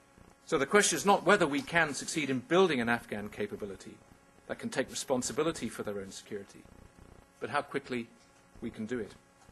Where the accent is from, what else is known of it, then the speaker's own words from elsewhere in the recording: United Kingdom; I am asking over 8,000 brave young men and women who wear the uniform of my country to pay the ultimate price in the service of the United Kingdom.